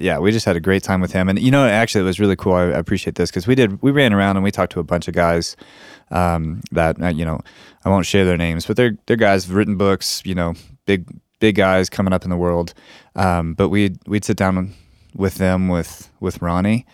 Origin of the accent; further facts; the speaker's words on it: New Mexico, United States; we're, we're from New Mexico